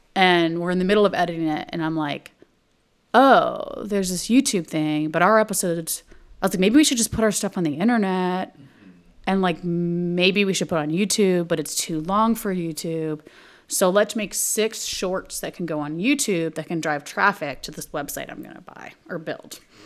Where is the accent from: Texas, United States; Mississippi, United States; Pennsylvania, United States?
Texas, United States; moved away as an adult; also born or lived in Montreal, Canada / New York, United States; I'm from Texas.